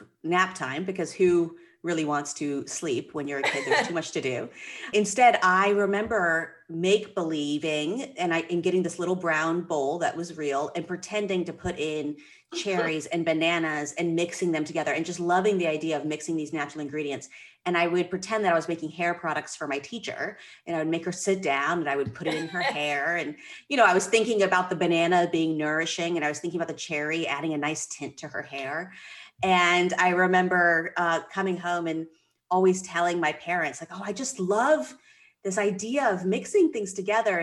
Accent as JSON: {"language": "English", "region": "Georgia", "country": "United States", "tie": "born or raised there", "also_born_or_lived": "Philadelphia", "moved": "as an adult", "lives_now": "Maine, United States", "said": "I grew up in Georgia, working summers in her office"}